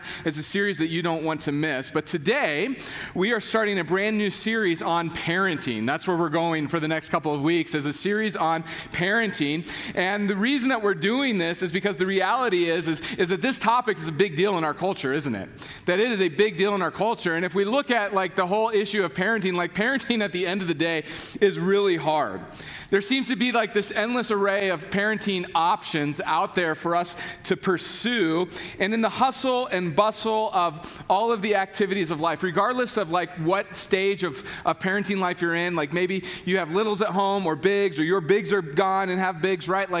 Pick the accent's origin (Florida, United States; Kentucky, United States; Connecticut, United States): Kentucky, United States; I am from Kentucky